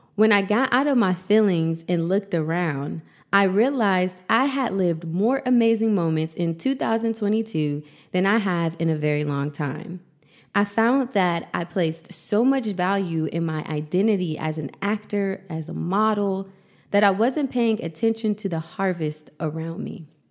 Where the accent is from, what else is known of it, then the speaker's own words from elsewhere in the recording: Columbus, Ohio, United States; moved away as an adult; now in Los Angeles, United States; I moved to Los Angeles right before the pandemic from my hometown, Columbus, Ohio.